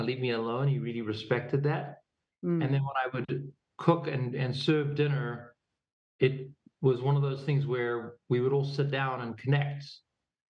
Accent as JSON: {"language": "English", "town": "Pretoria", "region": "Gauteng", "country": "South Africa", "tie": "born or raised there", "also_born_or_lived": "New York / California / Boulder", "moved": "yes", "said": "we grew up in Pretoria"}